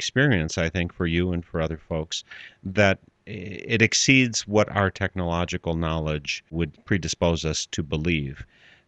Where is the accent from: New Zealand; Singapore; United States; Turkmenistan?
United States; Wisconsin; I'm from Wisconsin and not Missouri